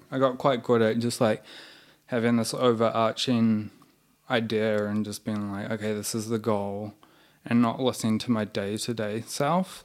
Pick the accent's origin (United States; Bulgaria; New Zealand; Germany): New Zealand; moved away as an adult; now in Melbourne, Australia; we're both from New Zealand.